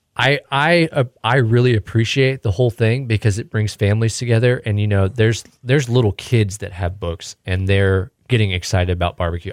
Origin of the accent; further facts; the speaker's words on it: Houston, Texas, United States; moved away; we're from Houston.